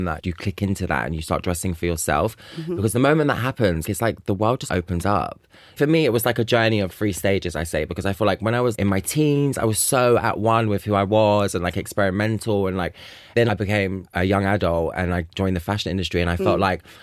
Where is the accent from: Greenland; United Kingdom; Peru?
United Kingdom; London; I grew up in Leopard Grove on a council estate